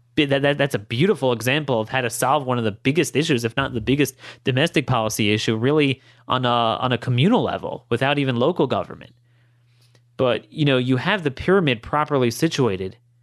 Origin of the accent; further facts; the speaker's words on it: Baltimore County, Maryland, United States; in my hometown, um, Baltimore County